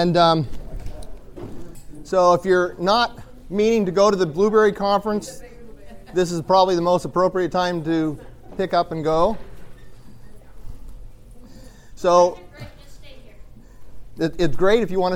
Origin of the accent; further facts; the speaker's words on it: Eastern Washington, United States; I am from Washington State, and I am from the dry side of Washington. So I'm from Eastern Washington